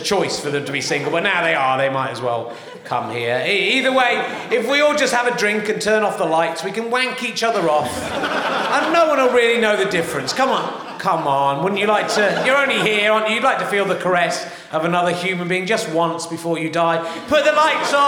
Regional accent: England, United Kingdom; moved away as an adult; now in Edinburgh, United Kingdom; I'm English and I'm more Scotch than you are

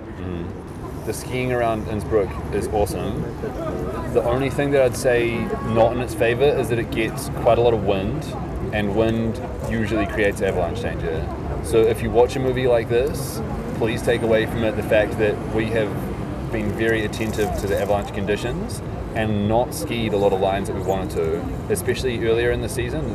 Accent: New Zealand; moved away; in New Zealand, where I'm from

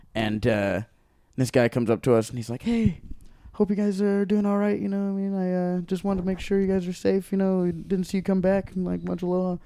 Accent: Hawaii, United States; moved away as an adult; also born or lived in Long Beach, California / Maui; now in Los Angeles, United States; I grew up in Hawaii

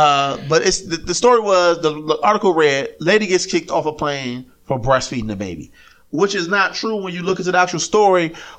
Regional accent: Tennessee, United States; lived down in Tennessee.

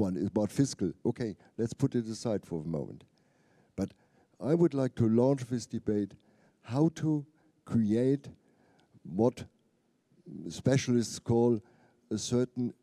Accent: Germany; my home country

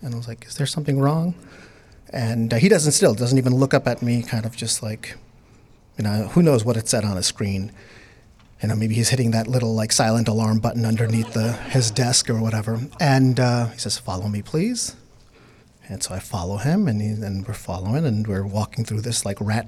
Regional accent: New York City, New York, United States; English is a second language; also born or lived in Bangladesh; I was born in Bangladesh. I was raised in New York City, so English is a second language for me

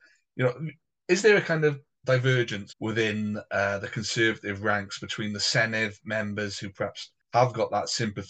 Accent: Hay-on-Wye, Wales, United Kingdom; I'm from there. I'm from Hay.

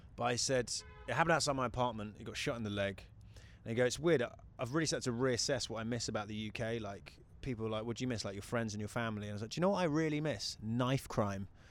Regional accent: United Kingdom; moved away as an adult; also born or lived in New Zealand; now in United States; I'm a British guy

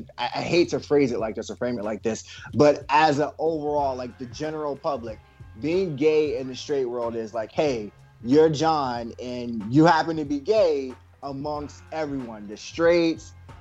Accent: Potomac, Maryland, United States; moved away; also born or lived in southern Virginia; I'm originally from Potomac, Maryland. I transitioned to Virginia, southern part of Virginia, in the late 90s.

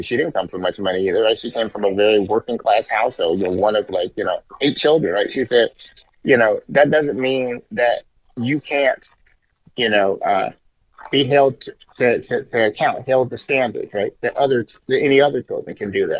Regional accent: Bay Area, California, United States; we're from the Bay Area

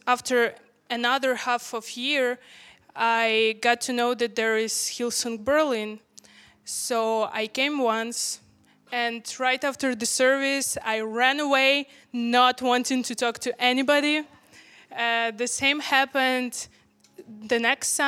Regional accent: Ukraine; I'm from Ukraine. A little background, I'm from Ukraine

